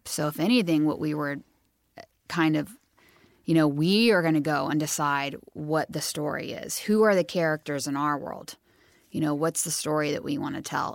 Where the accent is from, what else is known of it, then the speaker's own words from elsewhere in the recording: Santa Cruz, California, United States; where we grew up in Santa Cruz